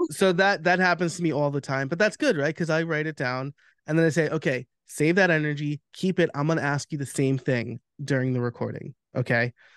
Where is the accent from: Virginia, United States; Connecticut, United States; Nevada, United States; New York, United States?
New York, United States; I'm from New York, so, like, we're just very candid and direct